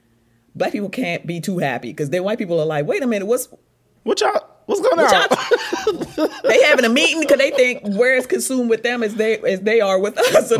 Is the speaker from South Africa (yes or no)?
no; U.S. Virgin Islands; now in United States; So, I'm from the Virgin Islands and I've been in the States for 20 years, but I always say I am in an advantage in that I grew up in my, formative years in a majority black place.